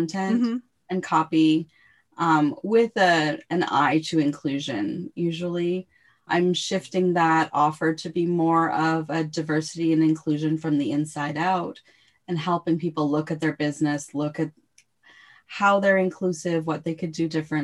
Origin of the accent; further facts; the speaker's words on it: Canada; as a Canadian